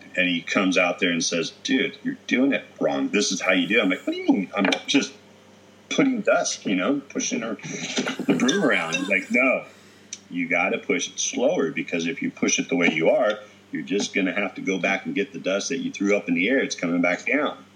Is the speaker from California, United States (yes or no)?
yes; Mendota, California, United States; moved away; also born or lived in Santa Cruz; growing up in Mendota, you know, by Fresno